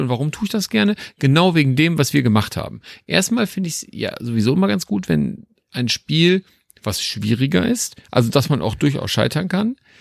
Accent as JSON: {"language": "German", "town": "Düsseldorf", "region": "North Rhine-Westphalia", "country": "Germany", "said": "als Düsseldorfer"}